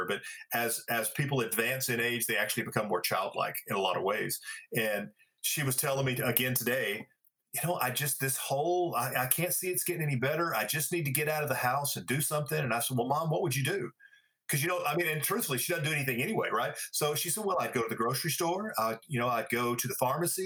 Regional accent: Pine Bluff, Arkansas, United States; I grew up in Pine Bluff, Arkansas

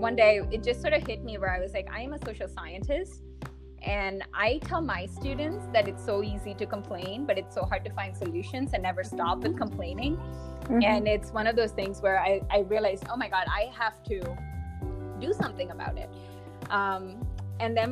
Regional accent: India; moved away; growing up in India, I experienced colorism

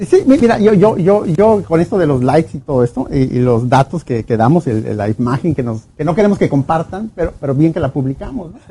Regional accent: Mexico; regresé a México

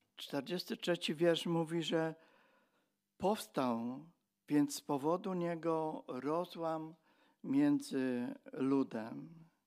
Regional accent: Silesian Voivodeship, Poland; my przyjeżdżaliśmy jako Ślązacy

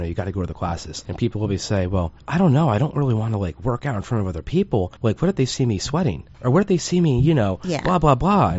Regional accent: New Jersey, United States; Well, I'm from Jersey and so are you.

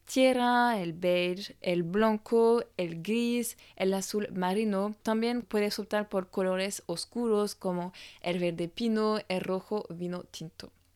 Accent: France; francesa y coach de imagen

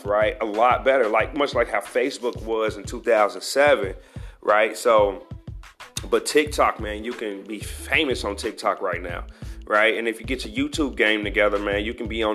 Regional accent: United States; me being African American

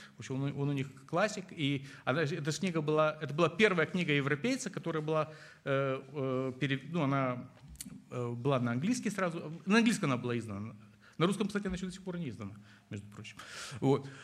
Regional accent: Moldova; moved away; я родом из Молдавии

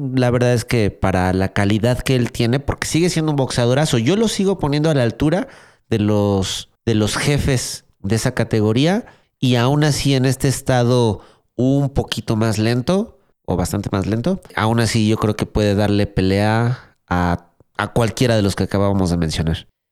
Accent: Mexico; para mí como mexicano

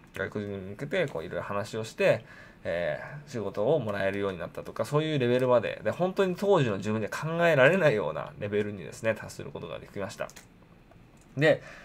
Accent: Japan; 日本でですね、生まれ育った

